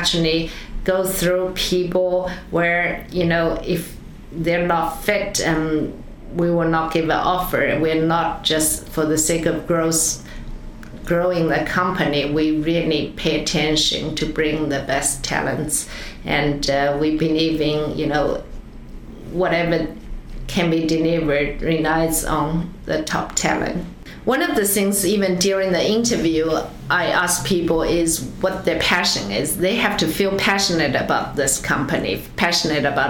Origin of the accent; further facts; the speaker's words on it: China; moved away as an adult; also born or lived in Switzerland; now in United States; growing up in China, after college, come to US, now close to 30 years